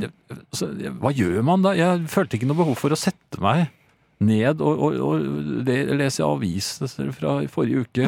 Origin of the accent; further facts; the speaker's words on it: Norway; also born or lived in Oslo; jeg er fra Norge